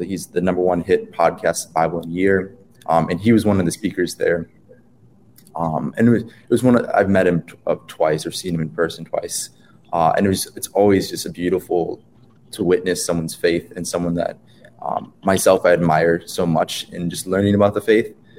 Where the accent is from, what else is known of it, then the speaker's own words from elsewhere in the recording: Wisconsin, United States; I'm from Wisconsin